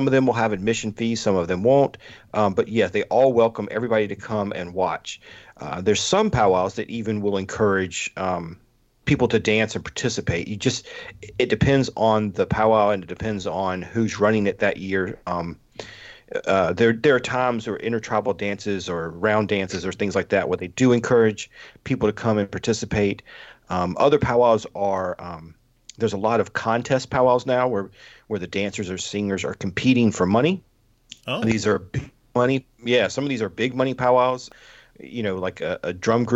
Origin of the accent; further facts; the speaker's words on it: Lexington, South Carolina, United States; I am from Lexington, South Carolina, and I grew up going to scout camp